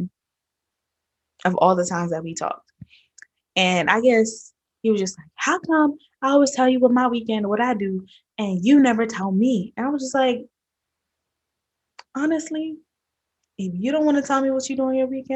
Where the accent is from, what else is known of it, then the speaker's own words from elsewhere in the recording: New York, United States; I'm from New York, born and raised